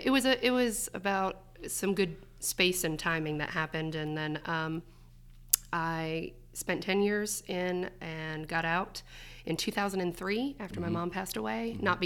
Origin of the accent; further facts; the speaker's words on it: Seaside Heights, New Jersey, United States; I am originally from New Jersey.